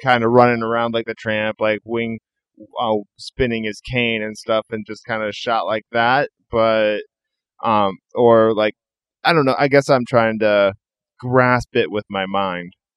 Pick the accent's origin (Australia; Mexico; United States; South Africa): United States; Iowa; also born or lived in Northern California; now in California, United States; I'm originally from the Midwest. I'm originally from Iowa. I live out here in California now